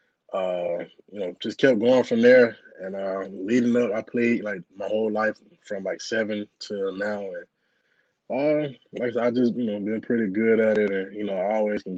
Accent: Griffin, Georgia, United States; moved away; I'm from Griffin, Georgia, so I played at Spalding High School.

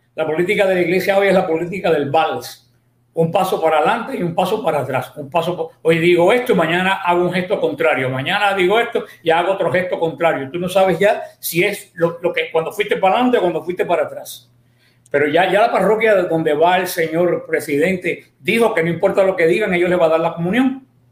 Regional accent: Mariel, Artemisa, Cuba; moved away as an adult; now in Miami, United States; yo soy cubano, definitivamente. Nací en la parroquia del Mariel, diócesis de Pinal del Río, un pueblo cercano a, La Habana. Mm. Y ahí, bueno, se desarrolló mi, mi, vida hasta que, pues, vine para acá, para Estados, Estados Unidos

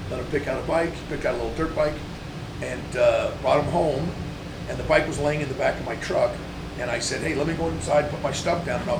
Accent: California, United States; Oh, so I grew up in San BMX was- Valley, it was

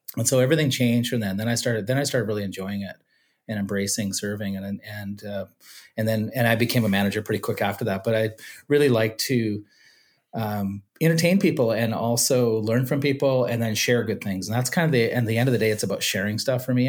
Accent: Shawnigan Lake, British Columbia, Canada; also born or lived in California; I grew up in Shawnigan Lake

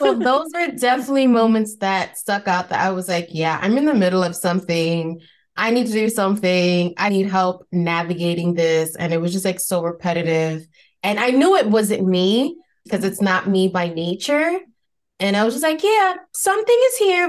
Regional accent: New York City, New York, United States; accent: Spanish Bronx accent; I'm originally from New York, from the Bronx, to be specific

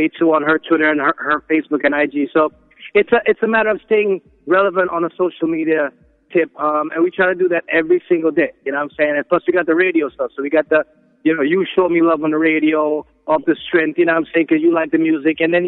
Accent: Jamaica; moved away as an adult; now in New York City, United States; I'm from Jamaica, but I'm spending my last 10 years or so in New York City

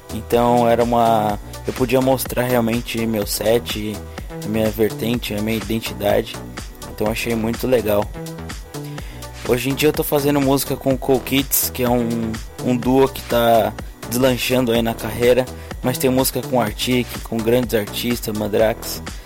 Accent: São Paulo, Brazil; moved away as an adult; now in Curitiba, Brazil; sou de São Paulo, sou produtor musical da vertente de Deep House, moro atualmente em Curitiba

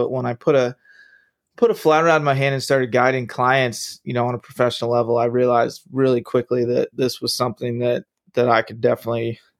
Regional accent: Kent Island, Maryland, United States; Maryland. So I grew up on the, in the middle of the Chesapeake Bay on Kent Island.

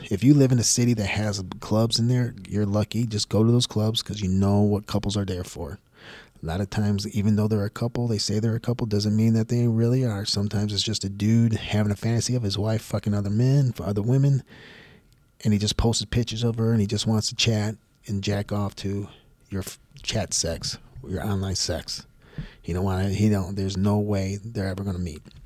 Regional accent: Houston, Texas, United States; also born or lived in Tampa, Florida; my hometown, Houston, Texas

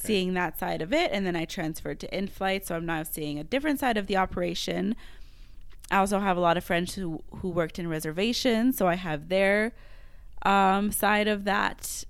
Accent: Montreal, Quebec, Canada; first language French; English is a second language; moved away as an adult; now in Western Canada; I'm from Montreal

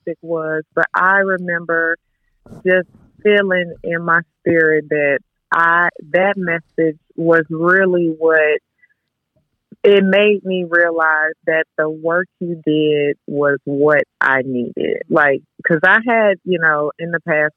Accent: Arkansas, United States; now in Dallas, United States; I'm originally from Arkansas, but I'm currently living in Dallas.

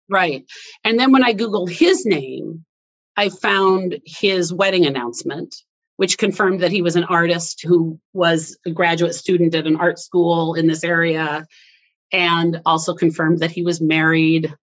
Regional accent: Iowa, United States; moved away; also born or lived in Wisconsin; We were born in the same state, but then I had I had moved. I grew up actually in Iowa not Wisconsin. Uh, part of my childhood was in Iowa, part of or Wisconsin, part was in Iowa.

